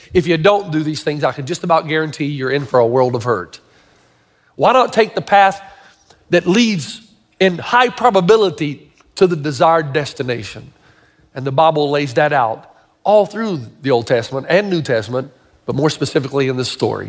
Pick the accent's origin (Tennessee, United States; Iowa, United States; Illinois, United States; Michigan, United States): Tennessee, United States; moved away; I grew up in Tennessee